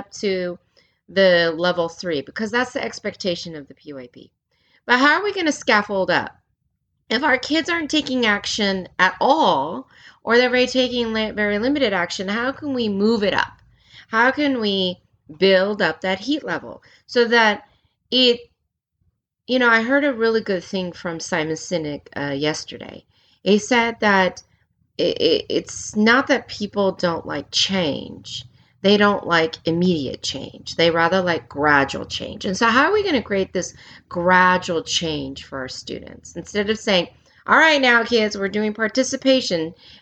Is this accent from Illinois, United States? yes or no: no; California, United States; moved away as an adult; also born or lived in Germany; growing up in California and being half Korean